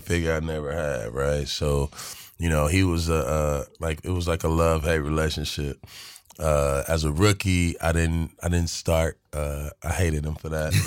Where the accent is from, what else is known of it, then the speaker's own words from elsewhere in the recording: Los Angeles, California, United States; being a young black kid, right, from South Central